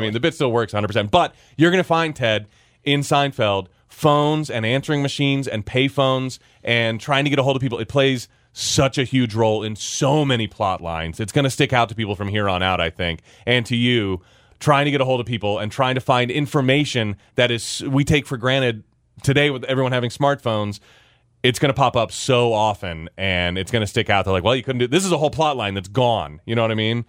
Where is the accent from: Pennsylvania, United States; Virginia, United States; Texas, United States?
Virginia, United States; as a kid growing up in Virginia